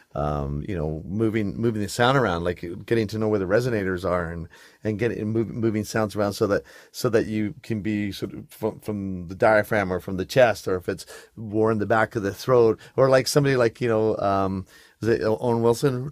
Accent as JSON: {"language": "English", "region": "England", "country": "United Kingdom", "tie": "born or raised there", "moved": "yes", "said": "I grew up in England"}